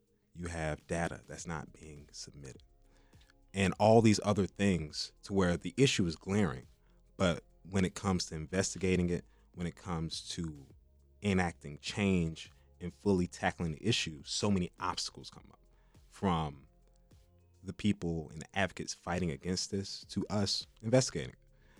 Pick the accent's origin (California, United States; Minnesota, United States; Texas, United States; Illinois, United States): Illinois, United States; Chicago; well, I'm from Chicago. I live in XYZ area.